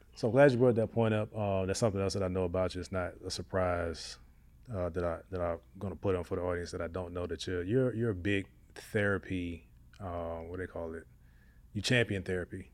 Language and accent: English; Hampton, Virginia, United States; moved away; also born or lived in Newport News, Virginia; I'm from Hampton, Hampton and Newport News, Virginia. I grew up